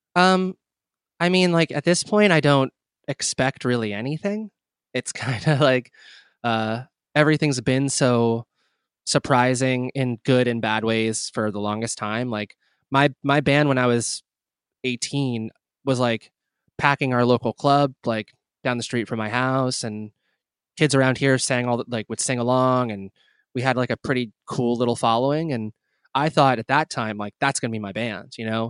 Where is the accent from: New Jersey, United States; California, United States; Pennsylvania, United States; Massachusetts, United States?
New Jersey, United States; New Brunswick; I was born and raised in New Brunswick, uh, New Jersey